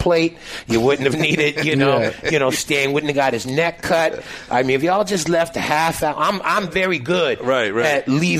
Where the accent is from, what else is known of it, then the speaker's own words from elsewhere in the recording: Toronto, Ontario, Canada; I'm from Toronto, and I'm not aware of what's going on, you know.